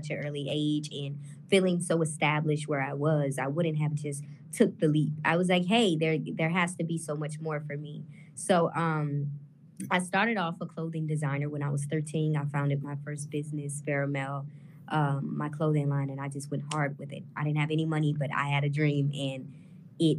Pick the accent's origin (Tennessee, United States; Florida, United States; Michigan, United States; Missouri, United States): Missouri, United States; St. Louis; now in Los Angeles, United States; I was born and raised in St. Louis my whole life, Berkeley to be exact